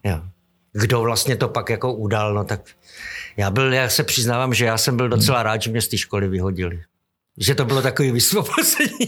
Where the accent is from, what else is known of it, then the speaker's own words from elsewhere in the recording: Šumperk, Olomouc Region, Czechia; moved away; A my všichni jako vlastně jsme byli ze Šumperku.